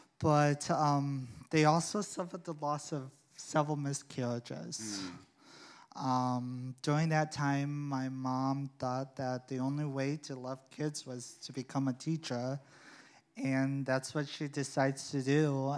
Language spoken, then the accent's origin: English; Sioux City, Iowa, United States; Yeah. It was very different. It was difficult living there. I wasn't like everyone else in my family. Being Korean, I wasn't colored skin like everyone else.